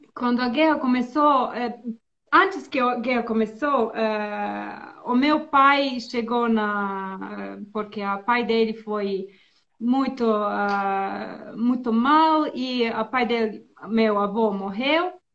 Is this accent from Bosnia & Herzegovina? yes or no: yes; Bosnia & Herzegovina; first language Serbo-Croatian; Portuguese is a second language; also born or lived in Finland / Serbia / São Paulo, Brazil; now in Turkey; eu nasci na Bósnia e na, é, quando eu tinha 10 anos, é, a guerra começou